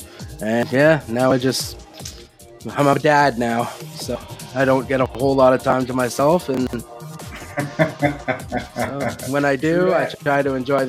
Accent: outside of Ottawa, Ontario, Canada; I'm from Ontario, Canada, small outside of Ottawa. I'm 36 years old now. I was born in 86.

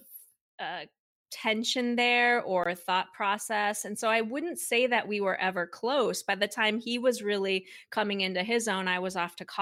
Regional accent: Minnesota, United States; I grew up in Minnesota, and I am one of two children

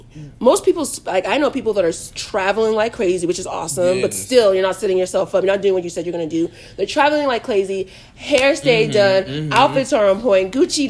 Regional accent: Nigeria; I'm Nigerian, so you know my parents want me to stay at home until a man comes and marries me

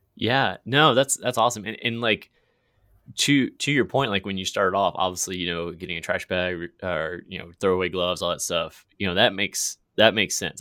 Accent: Virginia, United States; moved away; my home state. I'm not there anymore

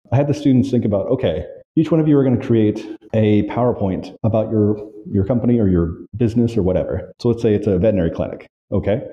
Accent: Valdosta, Georgia, United States; also born or lived in Orlando, Florida; now in Hanoi, Vietnam; I grew up in Valdosta, Georgia.

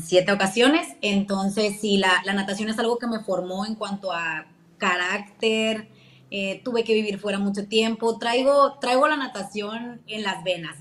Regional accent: Hermosillo, Sonora, Mexico; Hermosillo, Sonora, orgullosamente de Villa de Ceres

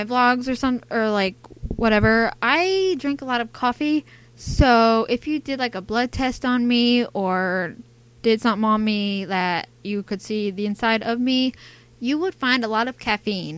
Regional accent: United States; accent: American; I'm from America. I think you can tell by my accent that I'm American.

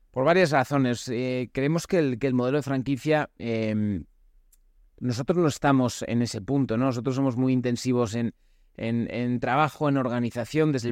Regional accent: Spain; Yo soy español

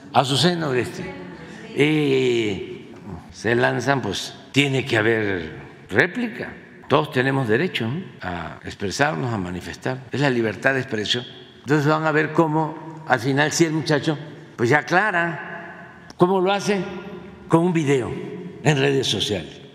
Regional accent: Tabasco, Mexico; moved away as an adult; now in Mexico City, Mexico; yo llegué a la Ciudad de México a principios de 1973 a estudiar en la casa del estudiante tabasqueño. Aquí en Violeta en la colonia Guerrero. Ahí vivíamos 80 estudiantes. Imagínense, 80 tabasqueños jóvenes juntos

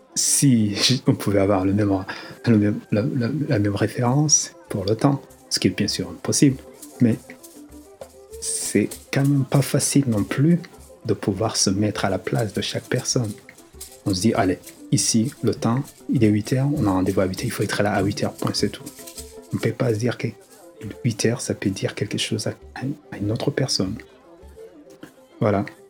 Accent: Rwanda; moved away; also born or lived in Lille, France; Lorsque j'ai quitté le Rwanda

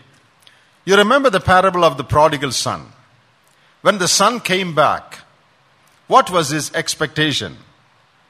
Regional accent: Kottayam, Kerala, India; moved away; When we were small, back home in, I'm from Kottayam, my grandfather had a school

